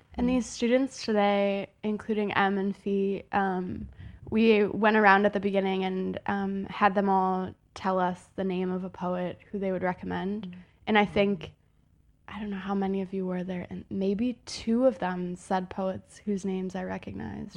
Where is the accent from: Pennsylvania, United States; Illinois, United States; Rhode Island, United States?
Illinois, United States; Chicago